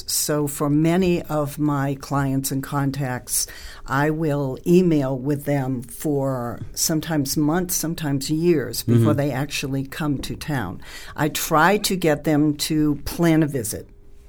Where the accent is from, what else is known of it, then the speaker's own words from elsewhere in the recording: Northeast, United States; moved away; I grew up in the Northeast.